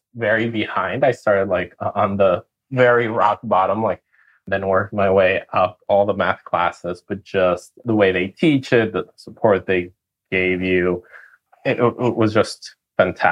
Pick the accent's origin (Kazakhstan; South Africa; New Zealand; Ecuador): Ecuador; moved away as an adult; now in United States; I'm originally from Ecuador, grew up in a pineapple farm